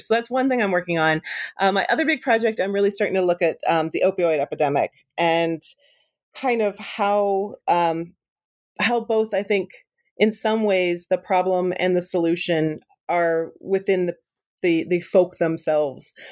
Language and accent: English; Western Pennsylvania, United States; moved away; I grew up in Western Pennsylvania